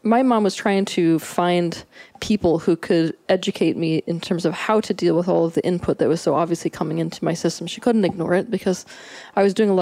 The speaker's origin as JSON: {"language": "English", "town": "Santa Fe", "region": "New Mexico", "country": "United States", "tie": "born or raised there", "said": "I was born in Santa Fe, New Mexico"}